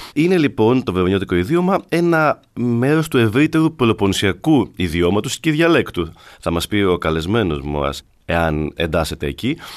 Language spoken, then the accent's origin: Greek; Arcadia, Peloponnese, Greece; όταν ήμουν μικρό και μεγάλωσα στην Ακαδία